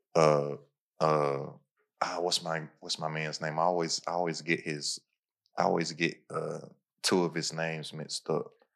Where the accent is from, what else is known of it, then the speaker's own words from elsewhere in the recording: Kentucky, United States; I'm from Kentucky